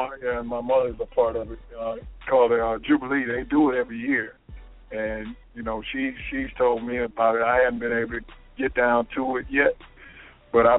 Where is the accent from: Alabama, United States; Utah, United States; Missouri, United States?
Alabama, United States; I grew up in Alabama